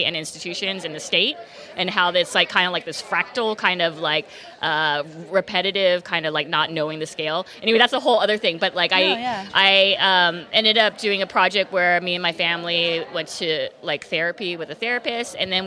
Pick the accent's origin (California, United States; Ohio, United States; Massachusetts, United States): California, United States; Orange County; moved away as an adult; now in Los Angeles, United States; I grew up in Orange County, so not too far from here